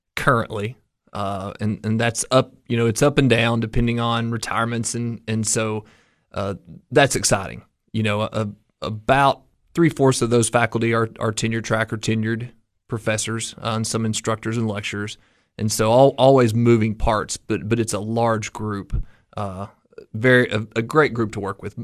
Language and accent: English; Coalfield, Tennessee, United States; moved away as an adult; also born or lived in Cookeville, Tennessee; all the way back to Morgan County, to my hometown